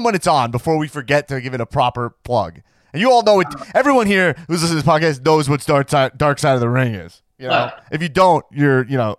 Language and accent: English; Long Island, New York, United States; I'm from Long Island. It's hard to pronounce S's.